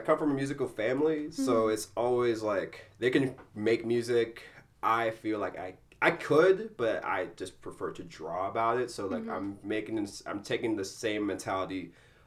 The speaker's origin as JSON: {"language": "English", "country": "Malawi", "tie": "born or raised there", "also_born_or_lived": "South Africa / South Bend, Indiana", "moved": "yes", "lives_now": "Chicago, United States", "said": "I was born in Malawi, Africa. I was there, and then I moved to South Africa for a little bit, but basically my central point was Malawi, Africa."}